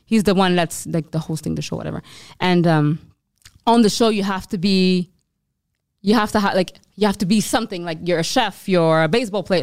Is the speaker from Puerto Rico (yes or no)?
no; Montreal, Quebec, Canada; we're Canadian